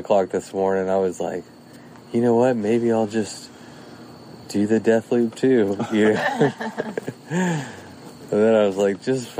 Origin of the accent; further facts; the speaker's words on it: Bryan, Texas, United States; It starts in Bryan College Station. It starts in my hometown.